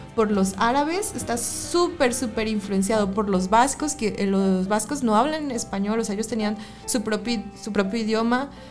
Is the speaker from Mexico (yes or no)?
yes; Mexico; De México